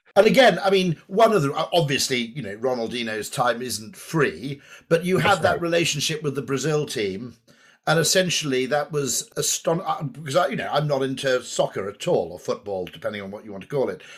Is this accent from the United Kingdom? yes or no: yes; United Kingdom; watching as a Brit